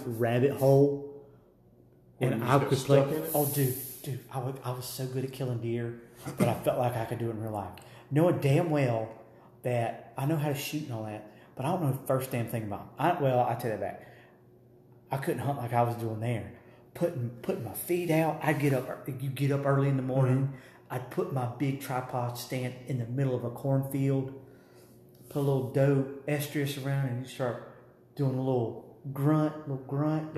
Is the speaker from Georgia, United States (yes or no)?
yes; Claxton, Georgia, United States; I grew up with in my hometown in Claxton, Georgia